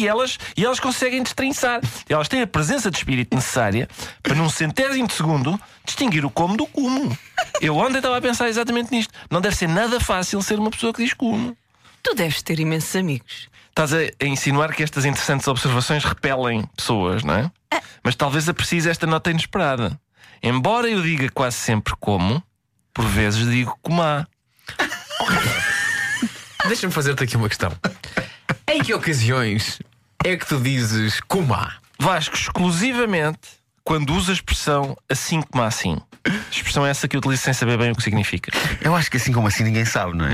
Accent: Lisbon, Portugal; Eu, que sou de Lisboa

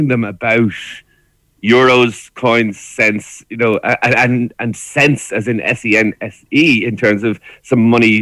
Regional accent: Ireland; as Irish people

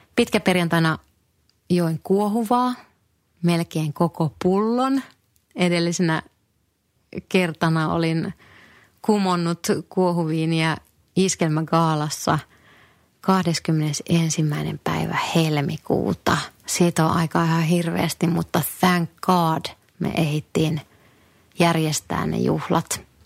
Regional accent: northern Finland, Finland; moved away; Kotipuolessa pohjoisessa

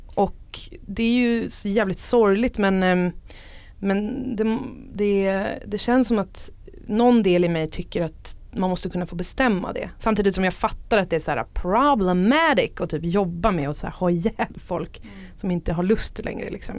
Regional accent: Stockholm, Stockholm County, Sweden; jag är uppvuxen i Stockholm

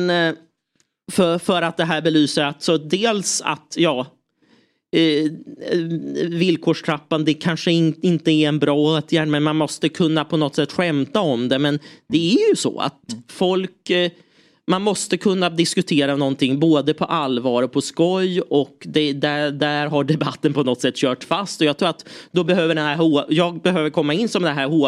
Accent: Lidingö, Stockholm County, Sweden; jag växte upp på Lidingö, där var det mycket Djurgården.

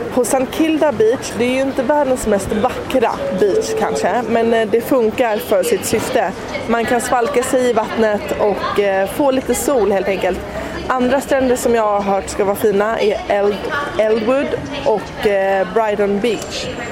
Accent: Sweden; hemma i Sverige

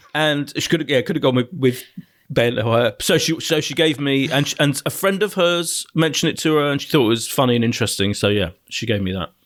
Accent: Ilford, London, United Kingdom; born or raised there; also born or lived in Clapton, London

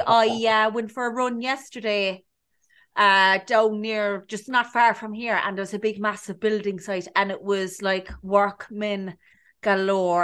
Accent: Cork, Munster, Ireland; moved away as an adult; I'm from um, Cork. It's usually Cork. I'm from Cork

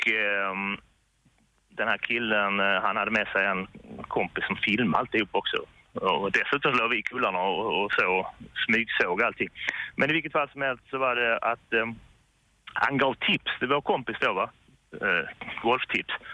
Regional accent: Sweden; jag är inte från Lund i och för sig, men eh, jag är från Degerberg.

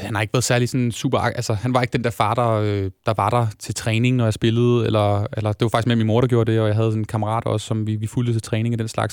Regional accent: Lyngby, Capital Region of Denmark, Denmark; jeg er født og opvokset i Lyngby

